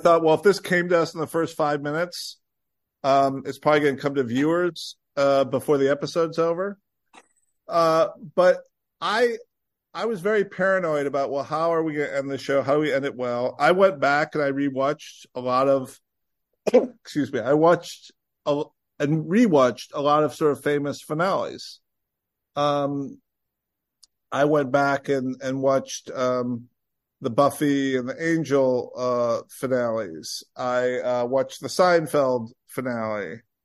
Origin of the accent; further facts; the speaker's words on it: Rockford, Illinois, United States; moved away as an adult; also born or lived in Vermont; I grew up in Rockford, Illinois